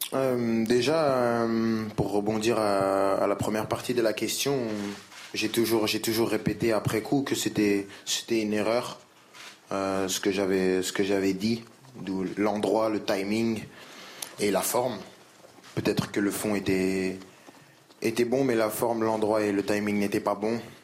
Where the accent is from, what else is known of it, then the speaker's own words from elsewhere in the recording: France; je suis français